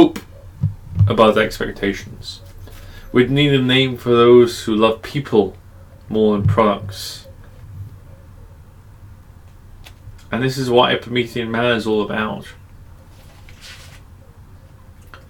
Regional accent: England, United Kingdom; I'm English

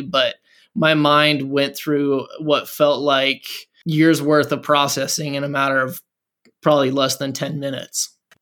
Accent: Montana, United States; moved away; also born or lived in Fargo, North Dakota / Seattle area; We're both originally from Montana

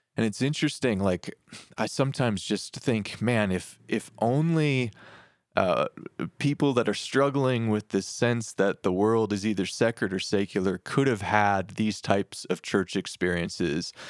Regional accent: Detroit, Michigan, United States; I grew up in Detroit

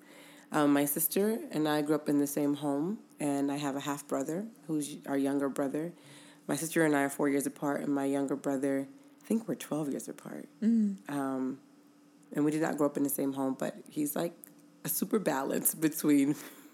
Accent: Inglewood, California, United States; I was born in Inglewood

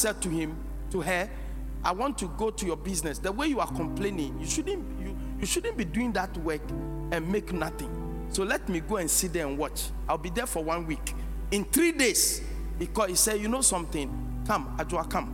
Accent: Ghana; I'm a black man. I'm a Ghanaian

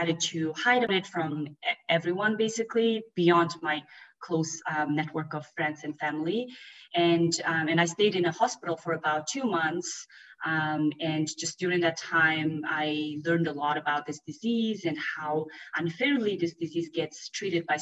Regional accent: Mongolia; I grew up in Mongolia

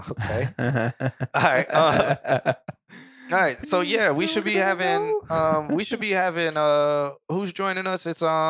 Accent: York, Pennsylvania, United States; I'm from York, Pennsylvania. Oh, okay. 2 hours from Philly.

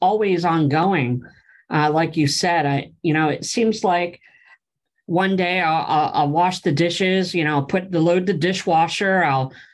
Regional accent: Pennsylvania, United States; moved away; I grew up back east in Pennsylvania, and we would cut firewood

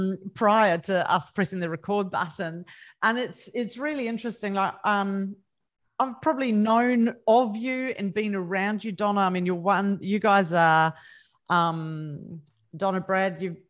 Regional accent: New Zealand; I'm Kiwi, and my mum was big on elocution, and she is forever in my ear that I sound more and more Australian.

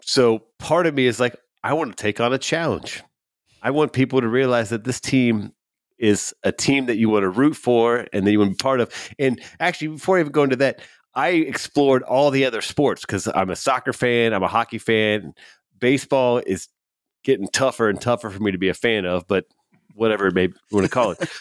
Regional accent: Cincinnati, Ohio, United States; my hometown, Cincinnati

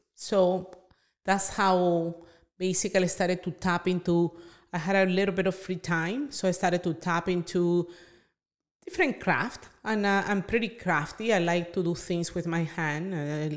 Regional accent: Venezuela; moved away; I'm from Venezuela

